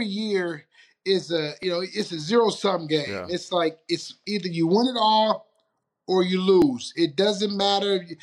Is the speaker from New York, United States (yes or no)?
no; Detroit, Michigan, United States; moved away; in Detroit, my hometown